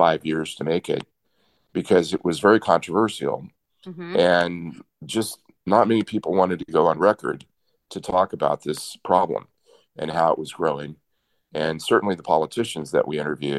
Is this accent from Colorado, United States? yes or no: no; Austin, Texas, United States; my hometown of Austin, Texas